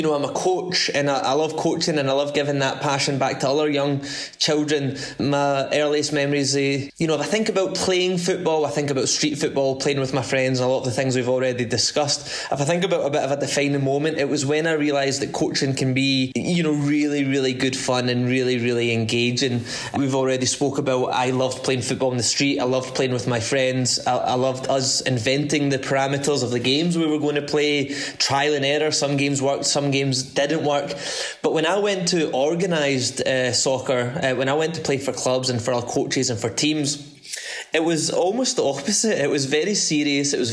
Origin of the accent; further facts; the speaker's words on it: Paisley, Scotland, United Kingdom; I grew up in the west coast of Scotland, a town called Paisley.